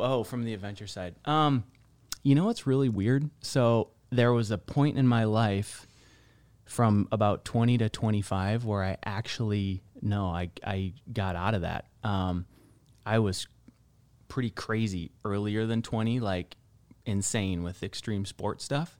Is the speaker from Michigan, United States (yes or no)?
yes; northern Michigan, United States; moved away as an adult; also born or lived in California; now in Scottsdale, United States; I've spent all of my life until twenty in northern Michigan.